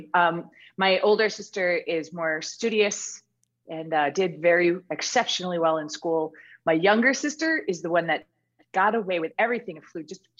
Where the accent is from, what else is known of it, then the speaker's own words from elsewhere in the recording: Joliet, Illinois, United States; born there; now in Texas, United States; In about 3 weeks, I will have been in Texas for 20 years. So, I was born in Joliet, Illinois, south of Chicago, and then Illinois.